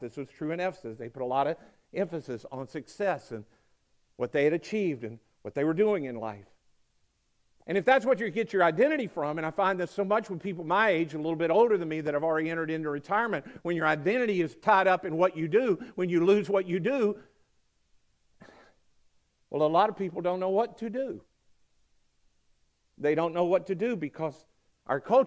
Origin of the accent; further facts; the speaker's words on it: Mississippi, United States; also born or lived in Georgia, United States; now in Coweta County, Georgia, United States; they say, where were you born? And I go, Mississippi